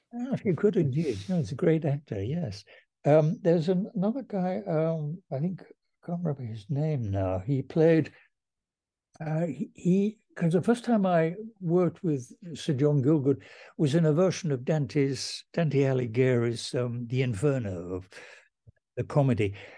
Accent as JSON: {"language": "English", "area": "Welsh", "region": "Wales", "country": "United Kingdom", "said": "I'm Welsh and the Welsh believed in educational necessity"}